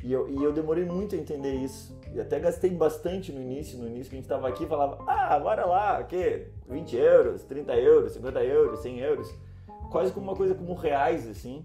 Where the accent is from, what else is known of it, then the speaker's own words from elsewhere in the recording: Rio Grande do Sul, Brazil; first language Portuguese; moved away as an adult; now in Lisbon, Portugal; a gente é do Rio Grande do Sul, né? E mora próximo ao Uruguai